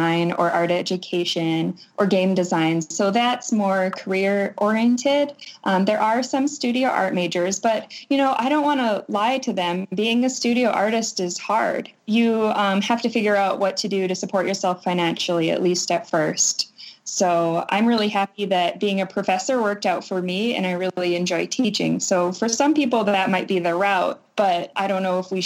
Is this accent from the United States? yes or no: yes; Rolette, North Dakota, United States; moved away as an adult; now in Arkansas, United States; I'm from Rowlett, North Dakota, and it's a town of about 500 people. I grew up on a farm.